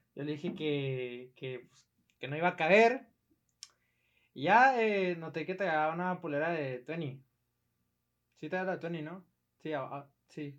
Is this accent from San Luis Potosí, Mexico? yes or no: no; Ciudad Juárez, Chihuahua, Mexico; Soy de Ciudad Juárez.